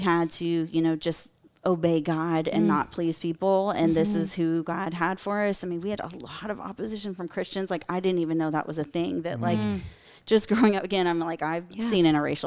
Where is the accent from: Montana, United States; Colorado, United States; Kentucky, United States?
Colorado, United States; moved away as an adult; also born or lived in Tallahassee; I grew up in all white Colorado, small town